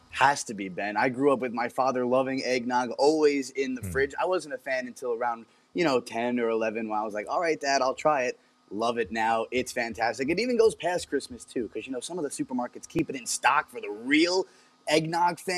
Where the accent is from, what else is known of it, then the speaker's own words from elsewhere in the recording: Toronto, Ontario, Canada; I want to watch a baseball game because I'm from Toronto